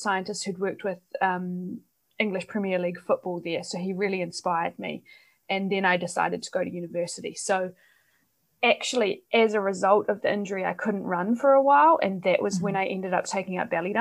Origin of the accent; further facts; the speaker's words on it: New Zealand; now in Netherlands; I'm originally from New Zealand, but I'm based in the Netherlands at the moment.